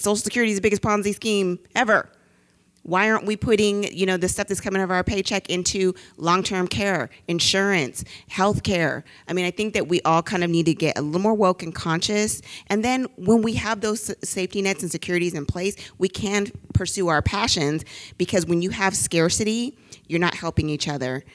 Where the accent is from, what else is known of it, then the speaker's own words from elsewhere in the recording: the Bay Area, California, United States; I'm from the Bay